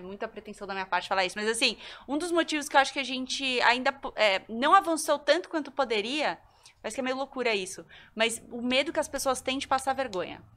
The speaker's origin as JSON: {"language": "Portuguese", "region": "Goiás", "country": "Brazil", "said": "Eu sou goiana"}